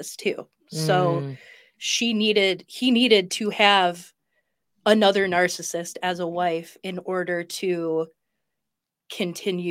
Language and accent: English; Bloomfield Hills, Michigan, United States; I grew up in Bloomfield Hills